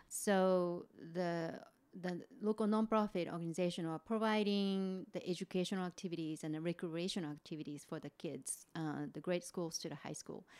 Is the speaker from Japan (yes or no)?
yes; Kofu, Yamanashi, Japan; English is a second language; moved away as an adult; I'm a Japanese native. I was born and raised in Japan, uh, lived until late twenties. So, yeah, um, uh, so I'm from, uh, the town of Kofu